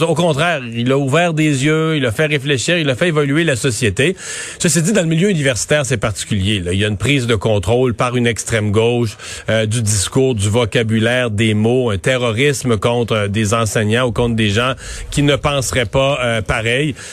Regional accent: Quebec, Canada; chez nous au Québec

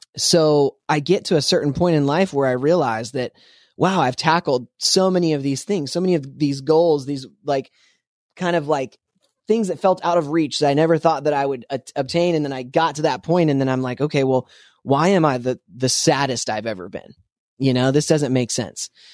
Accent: Spokane, Washington, United States; I grew up in Spokane, Washington.

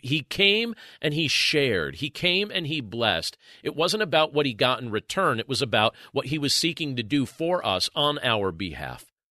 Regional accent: Northeast Pennsylvania, United States; I'm from Northeast Pennsylvania

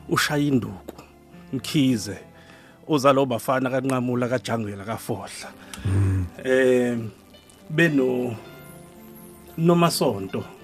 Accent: Durban, KwaZulu-Natal, South Africa; also born or lived in Hammarsdale; ubaba sesuka khona ke esethenga umuzi emlazi kwaG hmm. eh section ke ilapha engikhulele khona

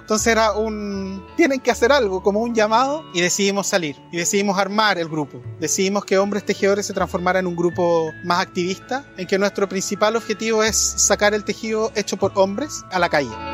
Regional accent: Chile; soy chileno de nacimiento

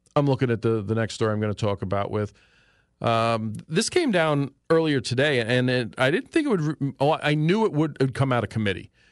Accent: New York City, New York, United States; moved away; back when I was a child, growing up in New York City

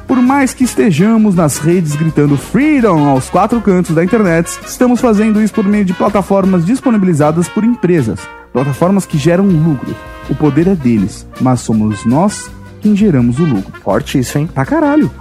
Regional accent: São Bernardo do Campo, São Paulo, Brazil; Eu nasci em São Bernardo

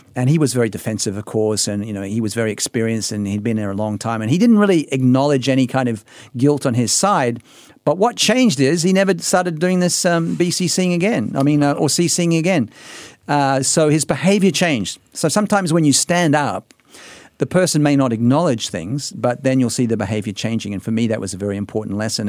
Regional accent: Australia; being an Australian

